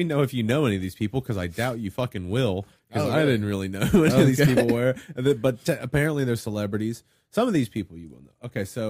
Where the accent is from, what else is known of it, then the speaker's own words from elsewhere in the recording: United States; But I'm American